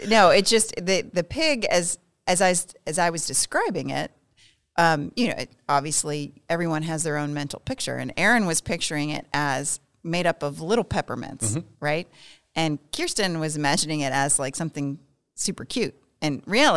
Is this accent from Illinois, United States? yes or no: no; Pennsylvania, United States; I am from Pennsylvania